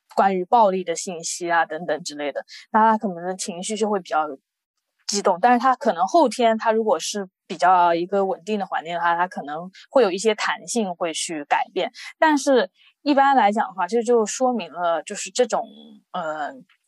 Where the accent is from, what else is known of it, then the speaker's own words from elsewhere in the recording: China; moved away; also born or lived in France; 我也是从国内来的